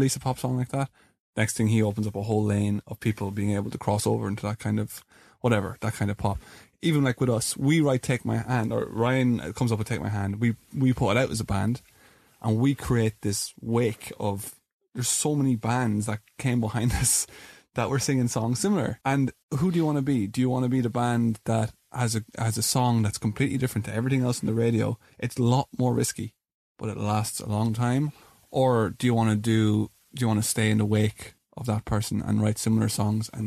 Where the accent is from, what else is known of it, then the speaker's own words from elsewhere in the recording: Ireland; We're an Irish band